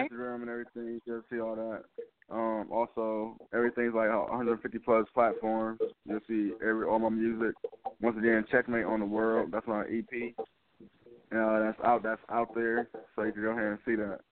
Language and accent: English; Atlanta, Georgia, United States; moved away; also born or lived in Detroit, Michigan; I'm from Detroit. I was born out there, but I was raised in Atlanta